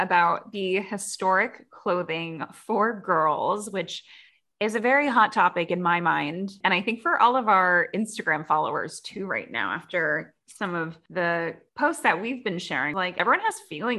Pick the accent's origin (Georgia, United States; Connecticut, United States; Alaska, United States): Connecticut, United States; I grew up in Connecticut, close-ish to Massachusetts